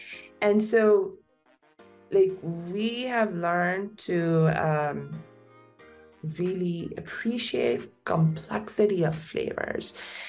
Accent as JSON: {"language": "English", "country": "India", "said": "being Indian"}